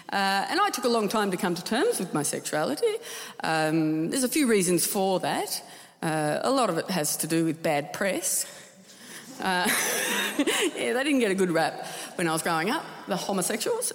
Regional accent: Tasmania, Australia; I'm from Tasmania

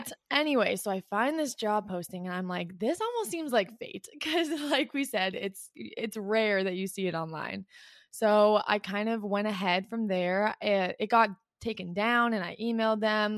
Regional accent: Canada; also born or lived in Ottawa; I'm from Canada, I live in Ottawa

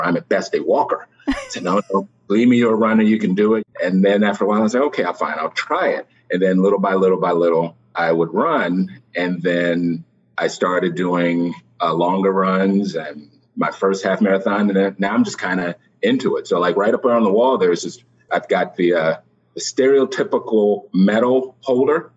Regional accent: just outside of Washington D.C., Maryland, United States; moved away as an adult; also born or lived in Columbia, Maryland; now in New York, United States; I'm really from Maryland. I grew up just outside of Washington D.C.

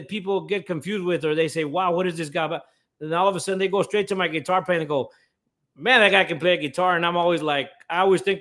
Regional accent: Robstown, Texas, United States; I am from Robstown, Texas

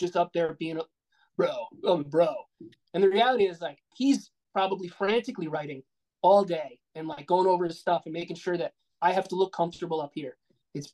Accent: Rhode Island, United States; moved away as an adult; now in Chicago, United States; we're from Rhode Island, me and my fiance.

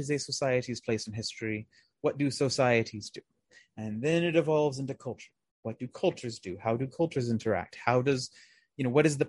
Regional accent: United States; us as present day Americans

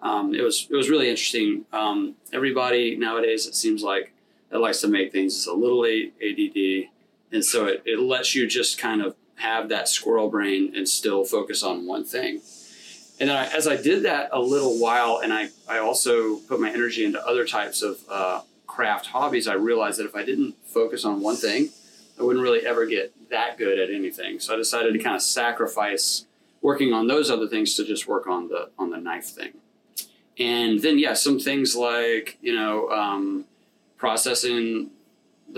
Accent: Gulf Coast, United States; now in Richmond, United States; growing up on the Gulf Coast, so it was like a lot more about fishing

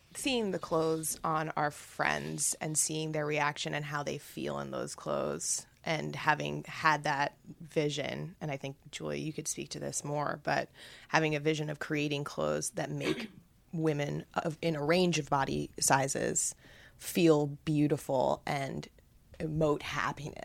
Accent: New York, United States; I am from Manhattan, from the Upper East Side, born and raised

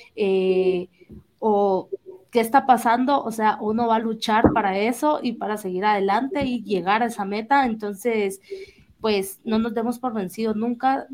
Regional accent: Jalapa, Guatemala; yo soy de Jalapa

